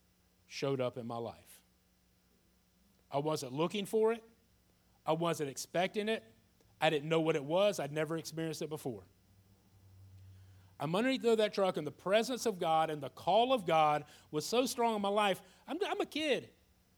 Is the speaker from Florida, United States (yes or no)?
yes; Jacksonville, Florida, United States; I was a young man born and raised in Jacksonville, Florida, went to school in Jacksonville, graduated from Ed White High School